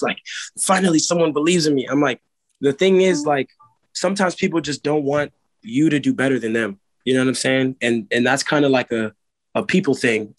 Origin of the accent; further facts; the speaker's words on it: Silver Spring, Maryland, United States; I grew up in Montgomery County and one of the like the counties there or you know, the place there is called Silver Spring